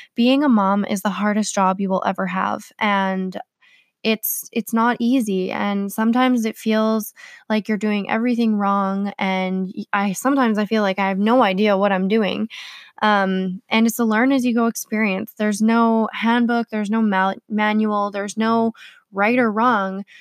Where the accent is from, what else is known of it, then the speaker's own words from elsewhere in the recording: Manitoba, Canada; So, I was born in Manitoba. Um, I'm a Canadian girl.